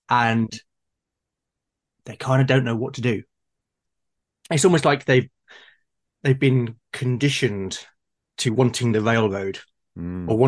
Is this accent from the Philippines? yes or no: no; United Kingdom; I'm being very British, having my cup of tea.